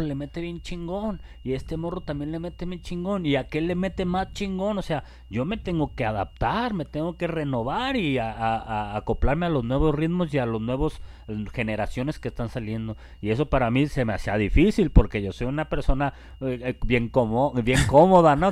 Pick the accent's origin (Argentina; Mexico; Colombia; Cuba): Mexico; Guadalajara, Jalisco; also born or lived in Chapala; Yo nací en Guadalajara y viví en Guadalajara toda mi niñez y en la adolescencia me fui por allá para Chapala